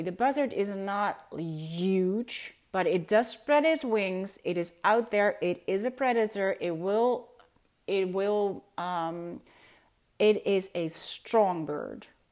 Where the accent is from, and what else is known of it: Netherlands; first language Dutch; English is a second language